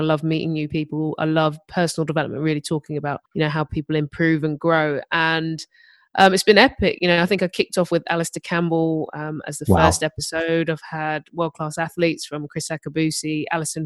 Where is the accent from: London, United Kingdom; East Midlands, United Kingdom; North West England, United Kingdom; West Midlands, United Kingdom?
London, United Kingdom; I grew up in Herne Hill, which is South London